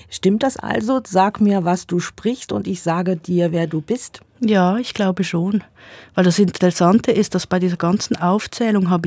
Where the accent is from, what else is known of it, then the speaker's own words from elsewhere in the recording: Basel-Landschaft, Switzerland; accent: Baselbieterdeutsch; Also mein Dialekt ist Baselbieterdeutsch. Ich bin selbstverständlich über die Schule Hochdeutsch sozialisiert worden.